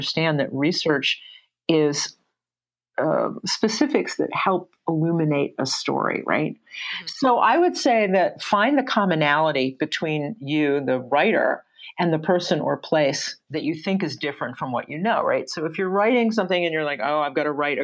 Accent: Atlanta, Georgia, United States; I grew up in Atlanta. I grew up in Morningside and Druid Hills

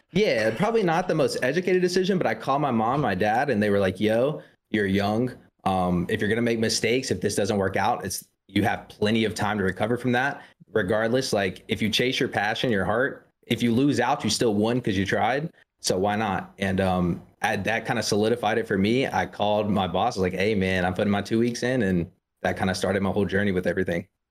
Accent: South Carolina, United States; I'm from South Carolina.

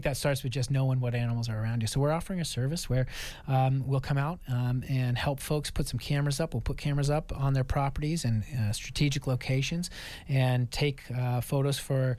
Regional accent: Maine, United States; moved away; I grew up in Maine in the wilderness and grew up around hunting culture

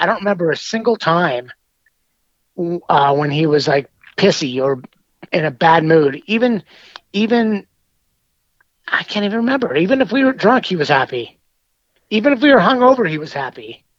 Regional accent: Bakersfield, California, United States; I was born in Bakersfield.

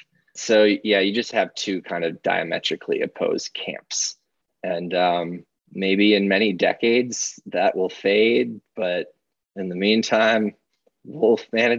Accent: Minnesota, United States; moved away; I grew up in Minnesota where we always had wolves.

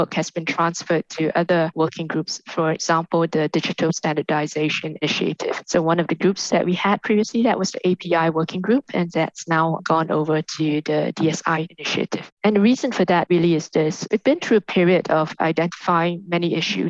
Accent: Singapore; I'm a Singaporean. I grew up in a multicultural international trading hub

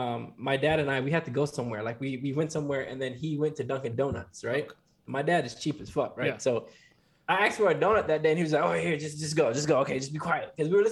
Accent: Ethiopia; moved away

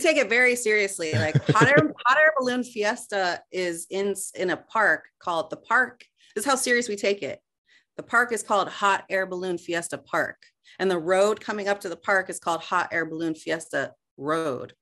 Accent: Albuquerque, New Mexico, United States; I'm actually from there

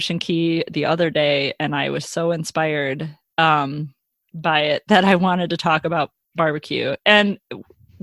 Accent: Chicago, Illinois, United States; we're from Chicago

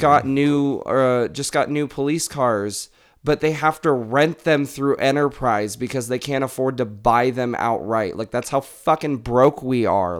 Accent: United States; as an American

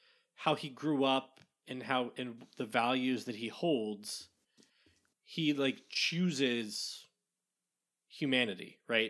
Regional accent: Kansas, United States; Growing up in Kansas, Chicago is like where you go if you're from the Midwest, if you don't go to Denver.

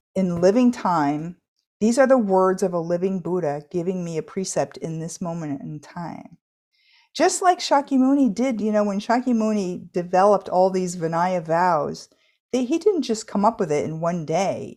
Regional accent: United States; I'm an American adult now

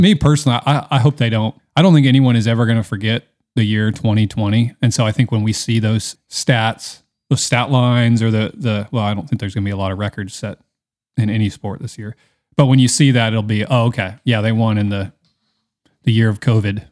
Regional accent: Seattle, Washington, United States; I'm from Seattle

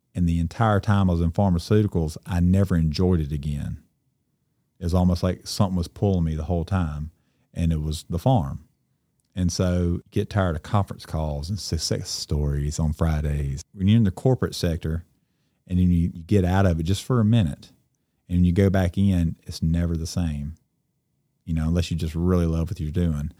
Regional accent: Cleveland, Mississippi, United States; I grew up in Cleveland, and I'm technically, I guess, a second generational farmer.

